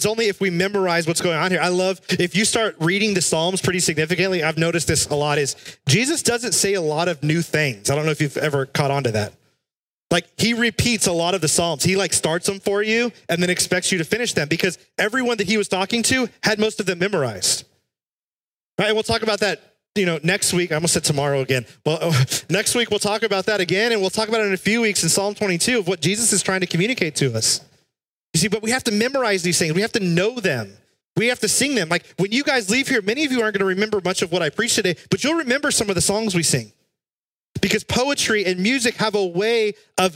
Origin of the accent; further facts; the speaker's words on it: South Texas, United States; When I was a kid, I grew up in South Texas